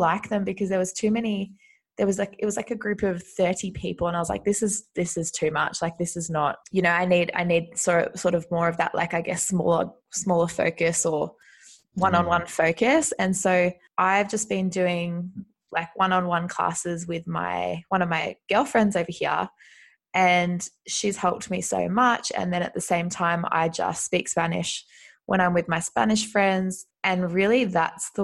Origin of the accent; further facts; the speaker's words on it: Australia; moved away as an adult; now in Madrid, Spain; I'm originally from Australia, but I've been living in Spain, in Madrid, since September last year